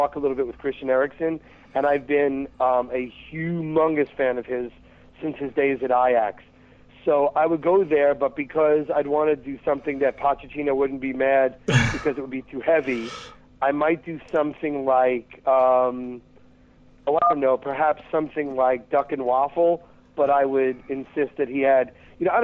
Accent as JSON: {"language": "English", "country": "United States", "said": "Red Bulls are my hometown team"}